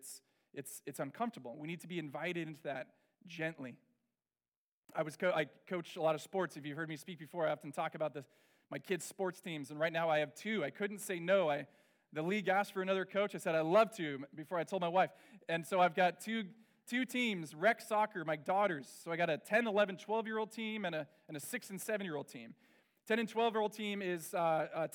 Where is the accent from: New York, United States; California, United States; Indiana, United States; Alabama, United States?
California, United States; Orange County; I grew up in Orange County